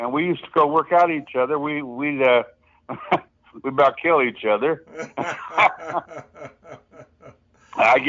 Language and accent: English; St. Joseph, Missouri, United States; I'm originally from St. Joseph, Missouri.